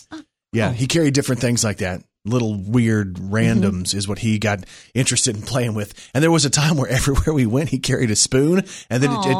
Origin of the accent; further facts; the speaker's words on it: Texas, United States; I was raised in Texas, but I was raised on